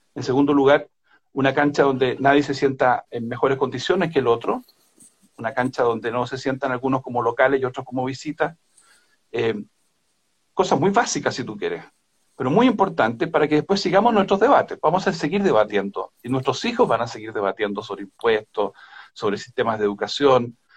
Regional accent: Chile; como chilenas y chilenos

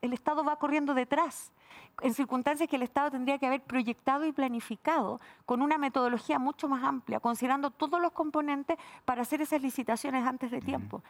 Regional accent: Valparaíso, Chile; por la región de Valparaíso, que es donde yo nací, donde viví toda mi, juventud, donde estudié incluso también.

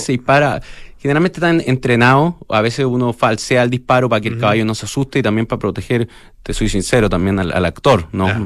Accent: Chile; como chilenos

